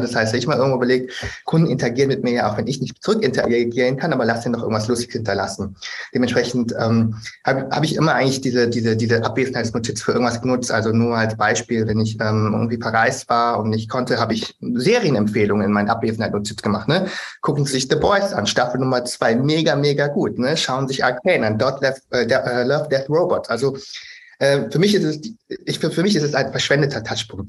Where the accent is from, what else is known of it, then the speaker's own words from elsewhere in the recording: Germany; bin ich einfach auch in Deutschland geboren und aufgewachsen